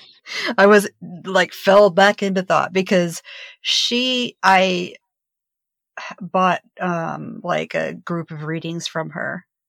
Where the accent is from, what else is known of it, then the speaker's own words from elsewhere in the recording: Virginia, United States; I'm from Virginia.